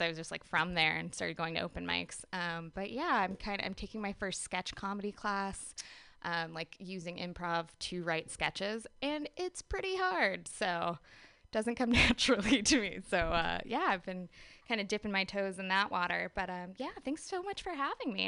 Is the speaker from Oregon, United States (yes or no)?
yes; Gresham, Oregon, United States; moved away as an adult; also born or lived in Portland, Oregon; now in San Diego, United States; I'm originally from Gresham, Oregon, um, but I hail from San Diego these days.